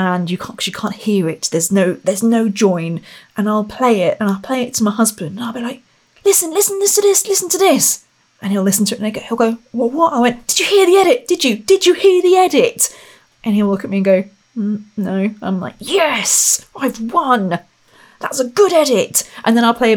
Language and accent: English; Royal Berkshire, South East England, United Kingdom; I come from Royal Berkshire.